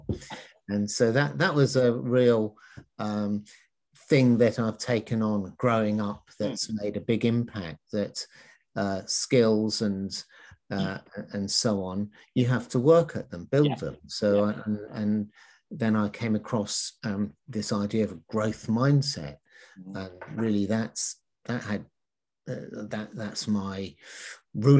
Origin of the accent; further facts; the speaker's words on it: London, United Kingdom; I was brought up in London